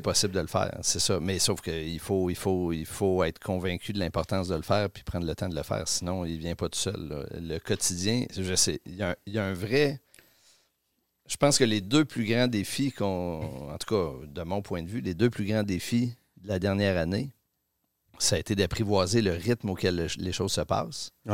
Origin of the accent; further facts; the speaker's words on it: Quebec City, Quebec, Canada; also born or lived in Rimouski / Paris; Je suis né à Rimouski, je suis arrivé à. C'est ça, pas natif. Québec, je, suis arrivé à. je suis arrivé à, Québec à 4 ans. Et puis, euh, j'ai toujours vécu